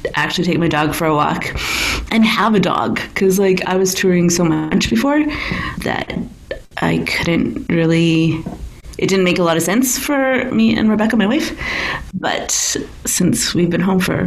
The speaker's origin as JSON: {"language": "English", "town": "Edmonton", "region": "Alberta", "country": "Canada", "tie": "born or raised there", "moved": "yes", "lives_now": "Toronto, Canada", "said": "I grew up in Edmonton"}